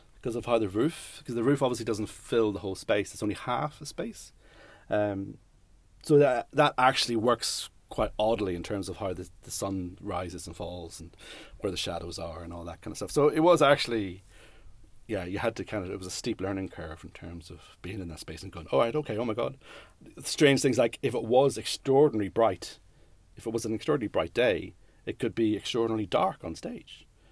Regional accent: Newry, Northern Ireland, United Kingdom; moved away; also born or lived in London / Leicester; I grew up in Newry

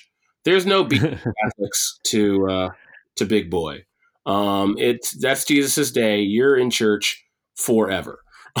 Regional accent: Detroit, Michigan, United States; My childhood was spent all over because my dad was military. But ultimately, I would say, yeah, I'm from Detroit. I should just tell people I'm from Detroit at this point.

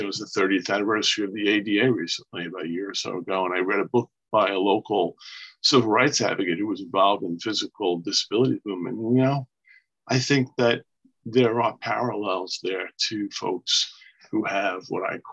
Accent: Long Island, New York, United States; also born or lived in Brooklyn, New York; I was born in Brooklyn, New York, and raised here on Long Island, New York

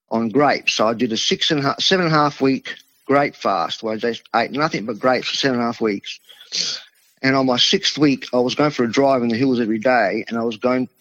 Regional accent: Adelaide, South Australia, Australia; first language Italian; English is a second language; So being in a local small Italian community here where I grew up in Adelaide

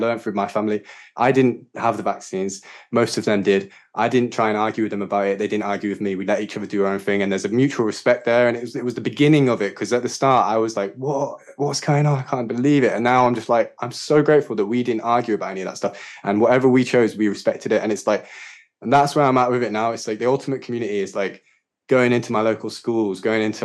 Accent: Yorkshire and the Humber, United Kingdom; moved away as an adult; also born or lived in London / Sri Lanka / Wales / Glastonbury; I grew up in Yorkshire with my mum and dad and my sisters and local community, good friends

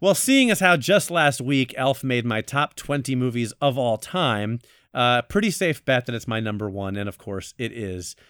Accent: Florida, United States; now in New York, United States; I'm actually from Florida

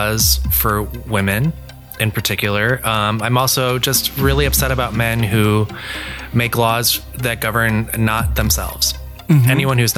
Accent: Eagle, Wisconsin, United States; moved away; I grew up in a town called Eagle, Wisconsin, home to 1,008 people when I was there

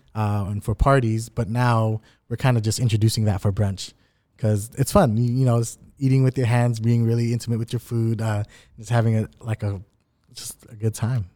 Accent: Anaheim, California, United States; growing up in Anaheim

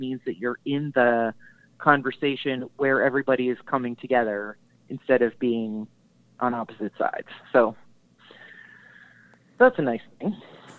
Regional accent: New Jersey, United States; I'm from New Jersey

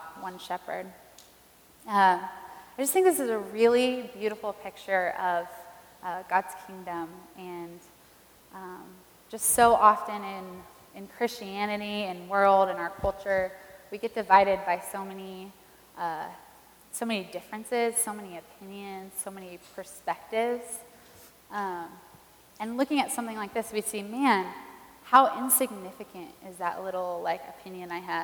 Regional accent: Lancaster, California, United States; I'm from Lancaster, California, the most beautiful

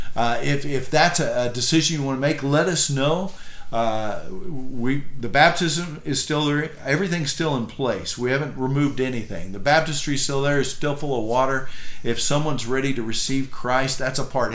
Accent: United States; I'm an American

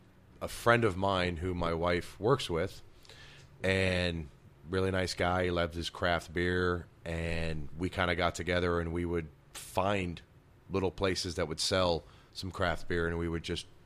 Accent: Connecticut, United States; moved away; I came from Connecticut and I moved down here in 98, 99, somewhere around there.

